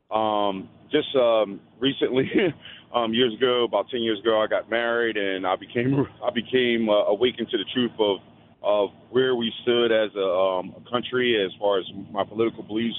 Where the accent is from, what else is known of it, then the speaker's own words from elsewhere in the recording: Philadelphia, Pennsylvania, United States; now in Delaware, United States; I'm uh, born and raised in Philadelphia, but I live in Delaware now